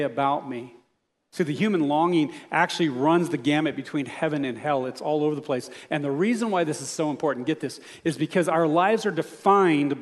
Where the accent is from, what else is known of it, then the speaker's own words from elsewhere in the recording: United States; I was raised in America where I didn't have to worry about this